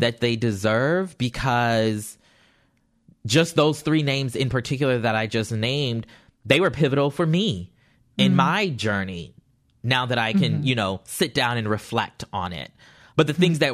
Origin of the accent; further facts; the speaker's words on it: the South, United States; I'm from the South